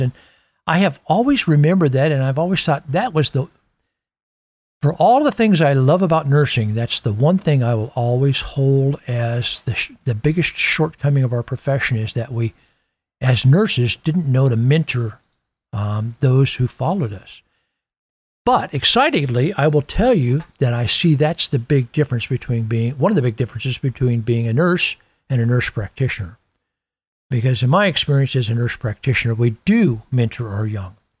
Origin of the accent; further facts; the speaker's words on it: Iowa, United States; my hometown in Iowa